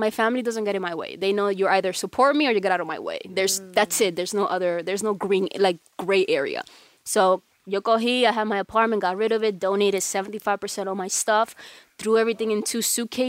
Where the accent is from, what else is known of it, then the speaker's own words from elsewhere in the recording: Dominican Republic; They all think I'm black, which I, you know, I'm obviously Dominican, so I'm partly black.